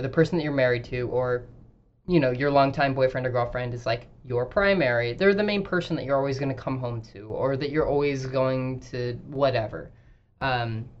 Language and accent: English; Idaho, United States; moved away; she makes fun of me for kind of growing up in Idaho